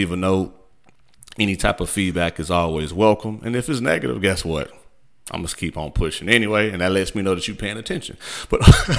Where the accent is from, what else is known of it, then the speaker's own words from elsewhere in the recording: Midwest, United States; I'm from the Midwest.